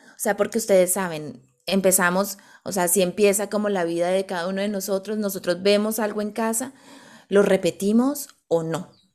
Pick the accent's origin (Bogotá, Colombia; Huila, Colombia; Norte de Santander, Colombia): Bogotá, Colombia; moved away; nosotras dos somos colombianas, venimos de Bogotá, de una ciudad muy grande.